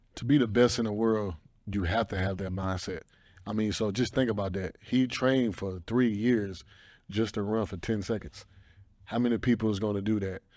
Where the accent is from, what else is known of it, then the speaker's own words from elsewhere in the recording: the South, United States; I'm from the South. I grew up in the South.